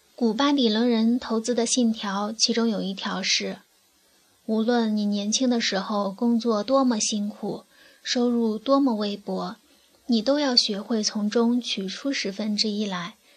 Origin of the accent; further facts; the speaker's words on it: China; 作为大陆居民